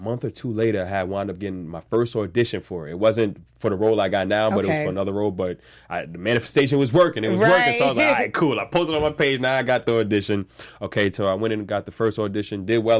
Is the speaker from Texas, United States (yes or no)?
no; Staten Island, New York, United States; I'm from Staten Island.